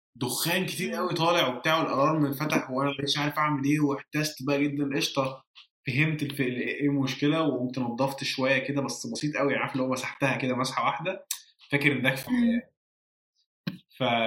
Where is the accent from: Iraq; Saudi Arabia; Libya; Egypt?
Egypt; moved away; لو رجعت مصر وعشت في مصر